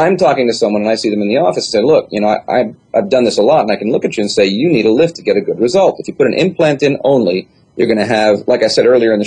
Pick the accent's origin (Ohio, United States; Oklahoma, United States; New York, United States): New York, United States; I'm from New York